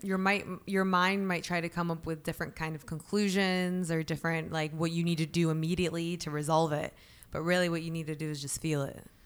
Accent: Alpharetta, Georgia, United States; also born or lived in Atlanta; we grew up in Alpharetta, right? Which is very white very privileged

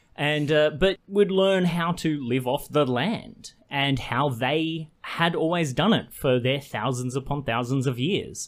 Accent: Queensland, Australia; moved away; I grew up in Queensland for my, uh, young formative years

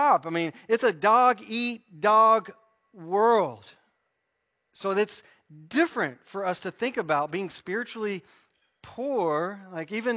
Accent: United States; We're American

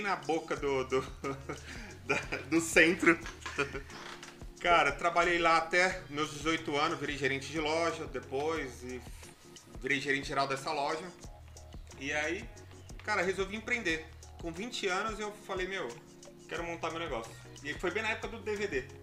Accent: São Paulo, Brazil; eu vim da periferia de São Paulo, né? Da região do Butantã ali

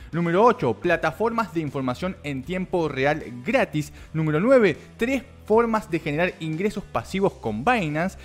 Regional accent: Argentina; como argentino

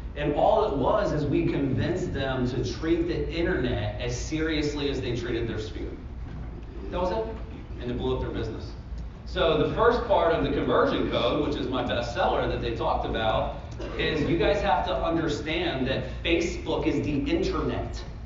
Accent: Central Florida, United States; I'm from Central Florida, so in Orlando

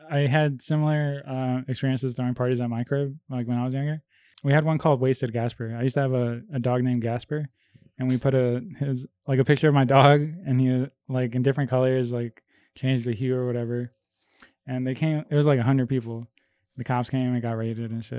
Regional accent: Melrose Park, Illinois, United States; also born or lived in Bogota, Colombia; I came over here when I was five.

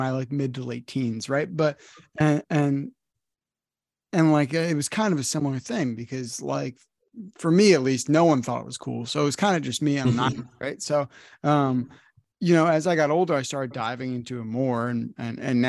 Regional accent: New Jersey, United States; I'm from the North, I'm from New Jersey

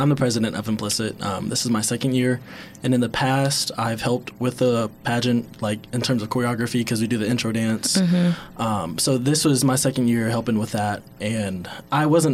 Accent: Henderson, Kentucky, United States; I am from Henderson, Kentucky

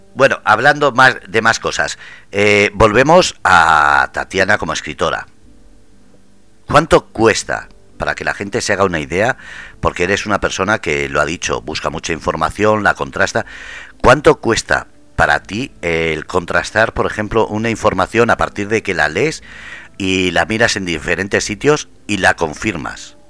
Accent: Basque Country, Spain; yo como vasco, eh, yo tengo que decir que aunque soy vasco, eh, mis padres son de fuera

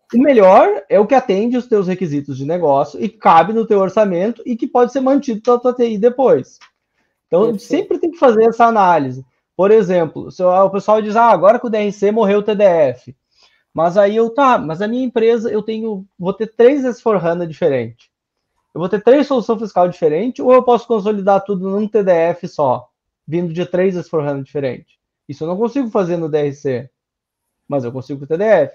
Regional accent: Sapucaia, Brazil; Eu sou de Sapucaia, que é uma cidade que está acostumada com esse tipo de palavreado

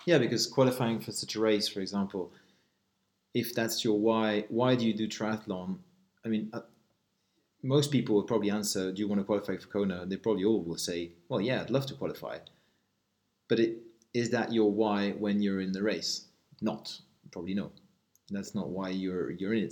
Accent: Switzerland; I'm uh, Swiss

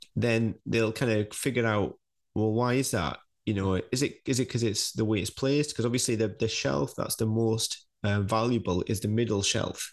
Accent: United Kingdom; being British

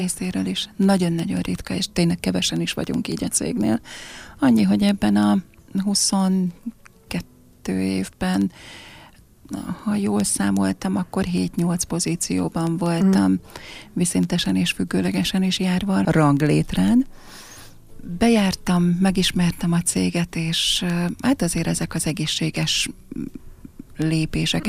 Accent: Cece, Fejér, Hungary; also born or lived in Székesfehérvár; now in Pákozd, Hungary; cecei vagyok, cecei is maradok, tehát ez, ez, ez státusz

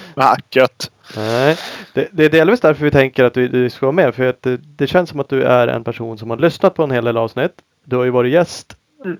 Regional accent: Sweden; som vi svenskar är

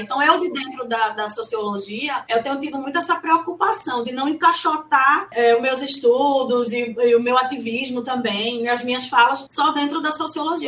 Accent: Recife, Pernambuco, Brazil; Eu sou uma pessoa muito carnavalesca, como uma boa recifense

